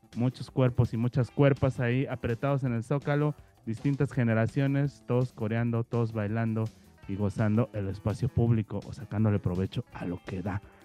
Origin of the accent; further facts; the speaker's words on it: Mexico City, Mexico; nosotros como chilangos que, que somos